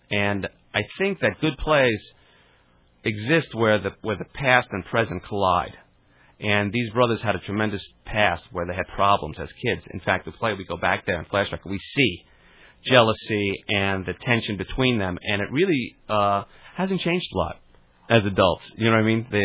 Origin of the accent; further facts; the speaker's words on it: Garden City, New York, United States; Garden City.